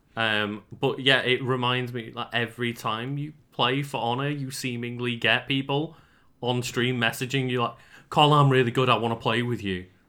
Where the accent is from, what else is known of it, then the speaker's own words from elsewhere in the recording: United Kingdom; we're British